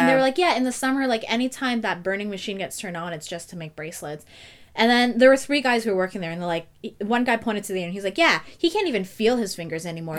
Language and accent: English; Toronto, Ontario, Canada; I'm like, yeah, but I'm from Toronto.